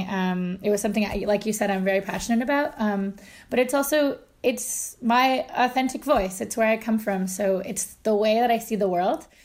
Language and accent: English; Ontario, Canada; So I'm Anishinaabe, which is Ojibwe, um, and I'm from northern Ontario on the shore of Lake Superior.